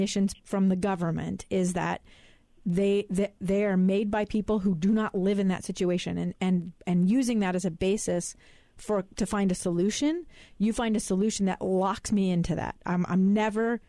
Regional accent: Alaska, United States; now in Utah, United States; my hometown of Alaska

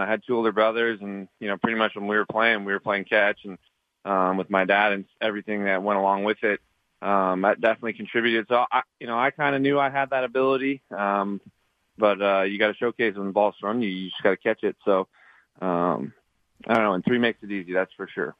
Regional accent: Montana, United States; I'm I'm from Montana

